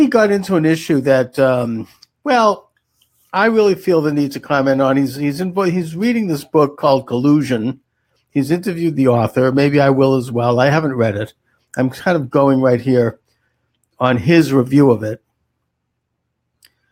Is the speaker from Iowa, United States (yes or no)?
no; Boston, Massachusetts, United States; Boston, which is my hometown